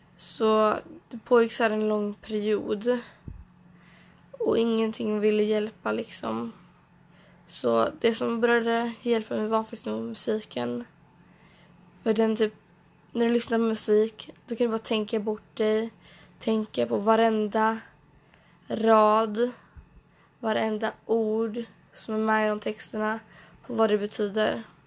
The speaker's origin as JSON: {"language": "Swedish", "town": "Trollhättan", "region": "Västra Götaland", "country": "Sweden", "tie": "born or raised there", "also_born_or_lived": "Åsaka / Stockholm", "said": "jag växte upp i Norra Björke. Det ligger i, ungefär i Trollhättan, fast lite mer utkanten av Trollhättan"}